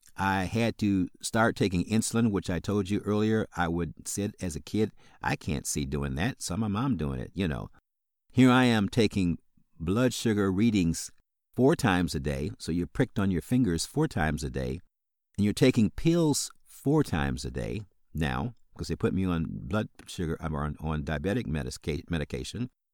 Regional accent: South Bend, Indiana, United States; now in Illinois, United States; I grew up in South Bend, Indiana

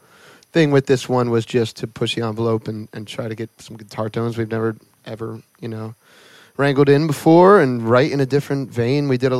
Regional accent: Northeast, United States; So we grew up in the Northeast, so the beach towns are very different.

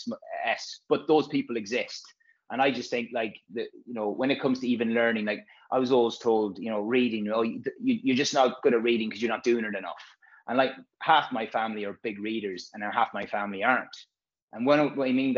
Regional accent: west of Ireland, Ireland; moved away as an adult; also born or lived in London / Manchester; that's where I'm from, and I've got a big family.

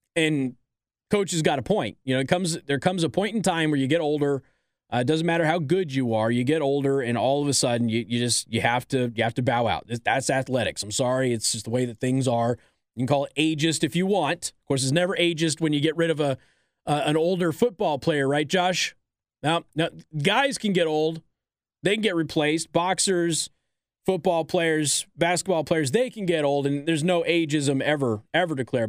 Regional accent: California, United States; I was born in California, too

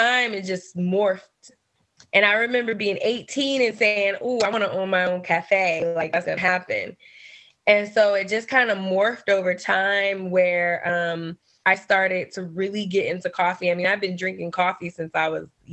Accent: Seattle, Washington, United States; moved away; I'm originally from Seattle

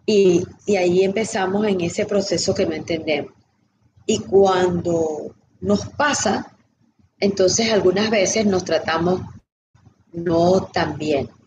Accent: Venezuela; now in United States; yo no tuve cierre de cuando me mudé de Venezuela

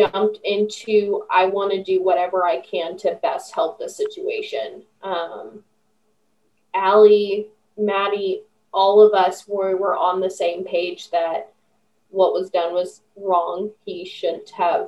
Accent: Roseburg, Oregon, United States; I was from Roseburg

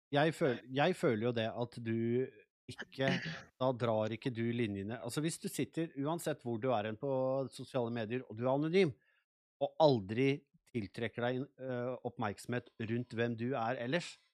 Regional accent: Nes, Akershus, Norway; moved away as an adult; also born or lived in Sweden; Jeg er født og oppvokst i Nes, jeg har bodd her i 30 år

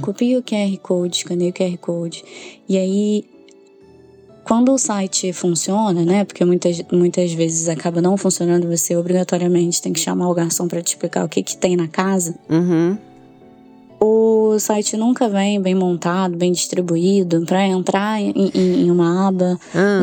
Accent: Rio de Janeiro, Brazil; eu sou do Rio

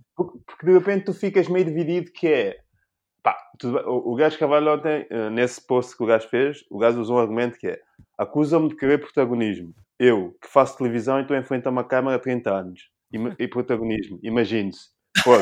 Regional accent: São Tomé, São Tomé & Príncipe; now in Portugal; eu não nasci cá, eu nasci em São Tomé

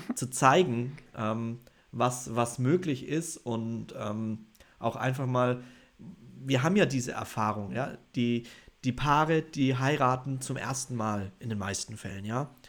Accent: Bavaria, Germany; bei uns in Bayern sind die jünger

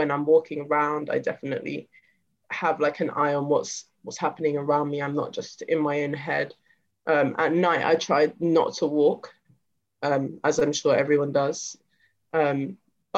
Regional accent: London, United Kingdom; So the area that I've grown up in is Acton.

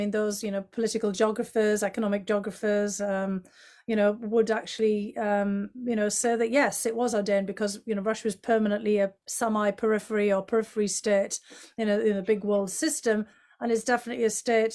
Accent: County Durham, North East England, United Kingdom; now in United States; My home area of County Durham

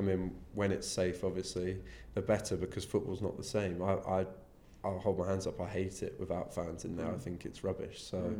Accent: Devon, South West England, United Kingdom; moved away; I'm a farmer from Devon originally

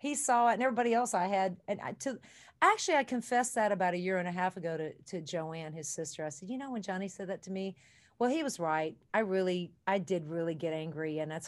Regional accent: Kentucky, United States; Well, my life, you know, I grew up in Kentucky and my mom said my bags were always packed by the door.

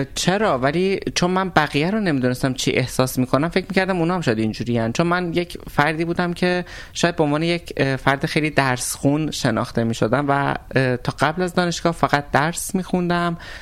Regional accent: Tabriz, East Azerbaijan, Iran; من آذری هستم این وسط تبریزی هستم

